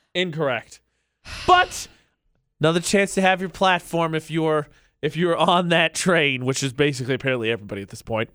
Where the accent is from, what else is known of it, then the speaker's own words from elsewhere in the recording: Midwest, United States; I'm from the Midwest.